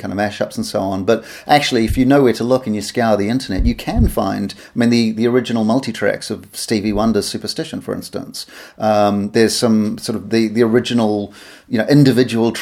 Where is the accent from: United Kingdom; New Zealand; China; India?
New Zealand; moved away; I'm from New Zealand originally